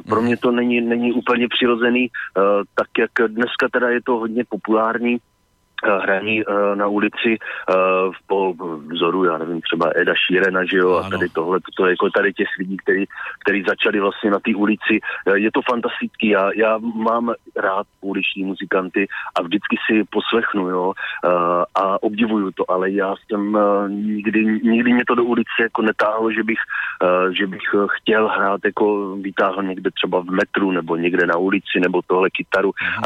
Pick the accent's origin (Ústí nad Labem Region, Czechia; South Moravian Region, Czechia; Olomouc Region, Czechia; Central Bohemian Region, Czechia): South Moravian Region, Czechia; Blansko; now in Prague, Czechia; s kterým jsem vyrůstal a oba dva jsme vlastně původně z Banska a odstěhovali jsme se potom e, do Prahy